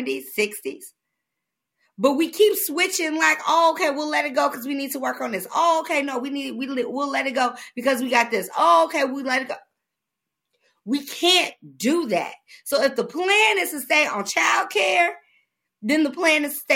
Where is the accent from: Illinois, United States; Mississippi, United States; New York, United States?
Illinois, United States; Chicago; I'm from the South Side, is the most depressed area in the city of Chicago